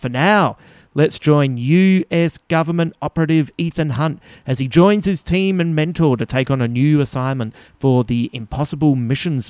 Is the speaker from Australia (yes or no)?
yes; Adelaide, South Australia, Australia; moved away; I'll be performing in my hometown